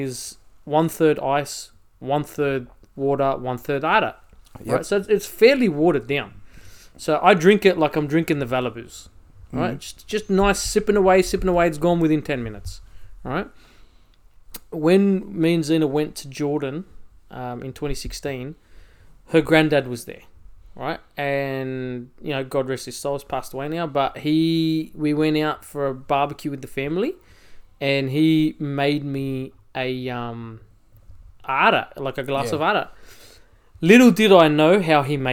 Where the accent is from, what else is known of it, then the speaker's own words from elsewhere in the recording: Australia; accent: Aussie; also born or lived in Egypt; my family migrated here. We came here in 89 and I was 3 years old